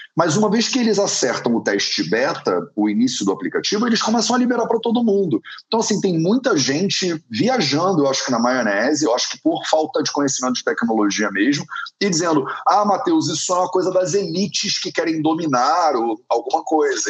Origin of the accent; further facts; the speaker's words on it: Brazil; nós que somos brasileiros